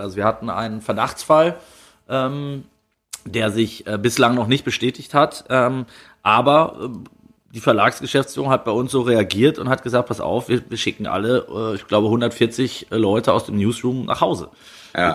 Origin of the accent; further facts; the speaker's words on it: Kleve, North Rhine-Westphalia, Germany; in meiner Heimat am Niederrhein.